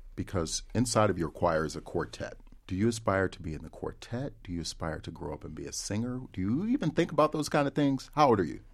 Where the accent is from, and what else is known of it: Ohio, United States; born or raised there